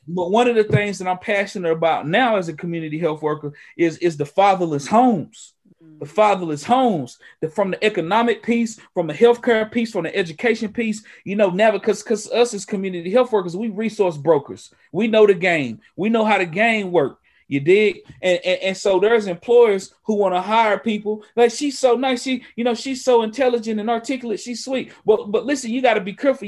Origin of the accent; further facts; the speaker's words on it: Western North Carolina, United States; native of Western North Carolina, here in the Appalachia